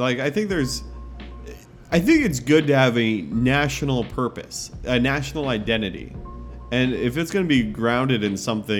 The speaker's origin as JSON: {"language": "English", "region": "Colorado", "country": "United States", "tie": "born or raised there", "said": "at least in my hometown or a different place in Colorado"}